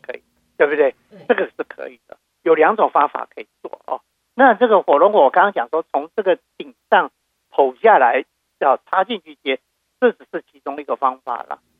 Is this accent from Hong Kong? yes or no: no; Taiwan; now in Houston, United States; 因为都是在台湾的话，我们家乡到处都是释迦树嘛